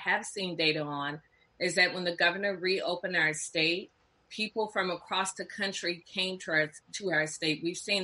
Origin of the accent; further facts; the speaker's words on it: Atlanta, Georgia, United States; growing up in Atlanta